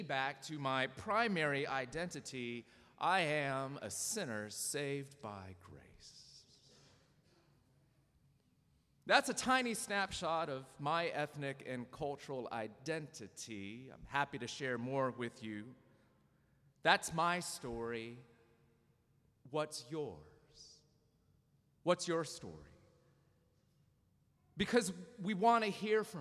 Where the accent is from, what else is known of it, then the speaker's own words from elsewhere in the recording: Southern California, United States; also born or lived in Dayton, Ohio; I was born in Dayton, Ohio, to two immigrants from South Korea, and raised in a culturally Korean home in Southern California